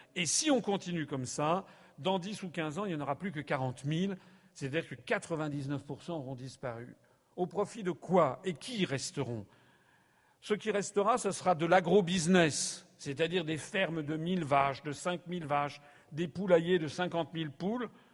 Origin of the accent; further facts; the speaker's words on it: France; Je suis français